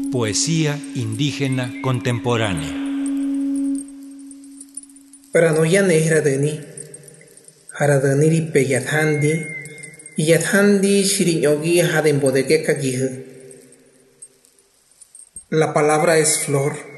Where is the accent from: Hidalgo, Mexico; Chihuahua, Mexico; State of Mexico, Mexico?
Hidalgo, Mexico; González Ortega; first language Otomi; Spanish is a second language; Soy originario de González Ortega del municipio de Santiago de Anaya, en el estado de Hidalgo. Soy hablante de la lengua ñañú, de la variante del Valle del Mezquital